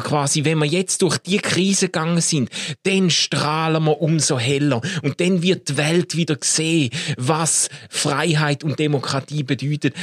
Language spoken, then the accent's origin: German; Switzerland; in meiner Kindheit und Jugend immer wieder begegnet ist, so in diesen Kreisen, wo wir uns bewegt haben, ist schon ein wahnsinniger Stolz oder äh, fast eben dann schon eine Einbildung darauf, dass wir als Schweizer